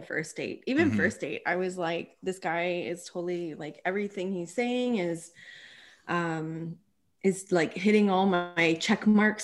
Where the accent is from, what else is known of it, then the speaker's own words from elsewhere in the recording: Bruce Mines, Ontario, Canada; also born or lived in Sault Ste. Marie; I grew up in Bruce Mines.